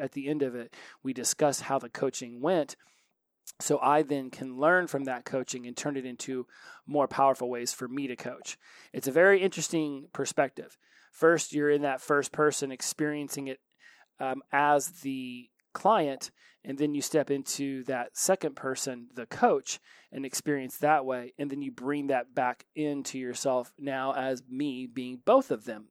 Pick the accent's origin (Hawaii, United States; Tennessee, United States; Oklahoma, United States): Oklahoma, United States; I'm from Oklahoma